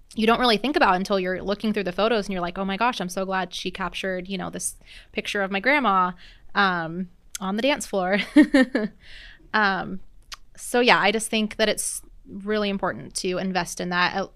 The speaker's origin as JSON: {"language": "English", "town": "Seattle", "region": "Washington", "country": "United States", "moved": "as an adult", "lives_now": "Oregon, United States", "said": "I've lived in Oregon for about twelve years now, um, but I'm originally from the Seattle area"}